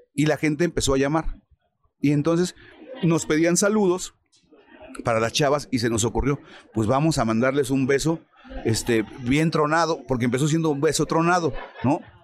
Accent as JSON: {"language": "Spanish", "region": "Mexico City", "country": "Mexico", "also_born_or_lived": "Toluca", "said": "yo soy de México, lleven para allá. Aquí en Toluca me tengo que venir a quedar todos los días"}